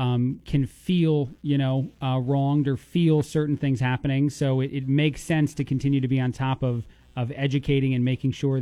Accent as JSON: {"language": "English", "region": "East Coast", "country": "United States", "moved": "yes", "lives_now": "Bloomington, United States", "said": "I'm an Italian from the East Coast"}